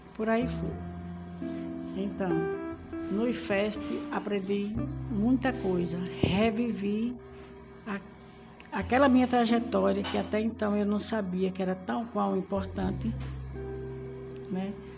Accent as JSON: {"language": "Portuguese", "country": "Brazil", "said": "sou brasileira"}